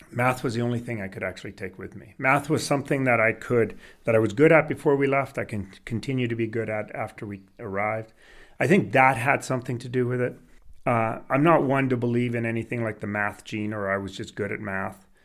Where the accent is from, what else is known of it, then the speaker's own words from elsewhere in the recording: Canada; English is a second language; also born or lived in Sweden; I was born in Sweden. I lived in Sweden until I was eight years old, and then we moved to Canada. No language, didn't speak English, thrust into school.